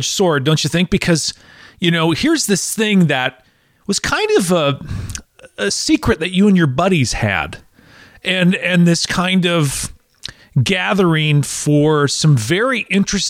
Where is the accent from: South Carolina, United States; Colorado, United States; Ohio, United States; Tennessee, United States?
Tennessee, United States; a rugged piece of beauty in my home state